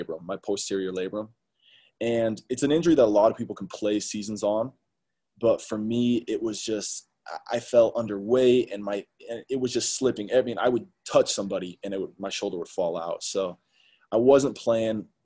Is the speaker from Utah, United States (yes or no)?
yes; Salt Lake City, Utah, United States; I'm from Salt Lake. I went to Olympus High School